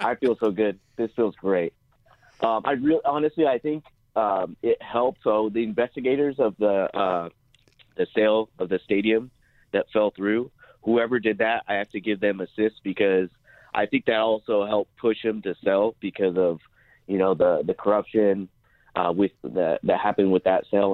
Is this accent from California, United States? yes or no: yes; Orange County, California, United States; I grew up in Orange County